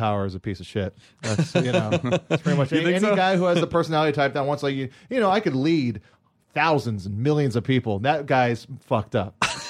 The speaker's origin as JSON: {"language": "English", "region": "Hawaii", "country": "United States", "tie": "born or raised there", "said": "I mean, I grew up in Hawaii on Oahu"}